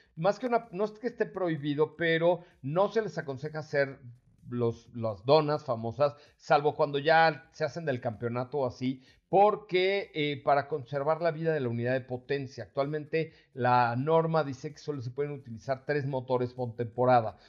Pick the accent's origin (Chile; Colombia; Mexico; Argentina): Mexico; Los mexicanos somos chingones